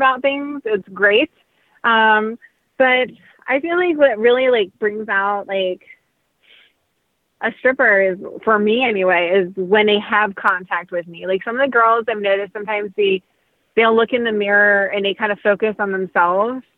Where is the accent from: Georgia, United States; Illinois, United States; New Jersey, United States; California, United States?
New Jersey, United States; I'm also from South Jersey, which is a very, like, country type feel.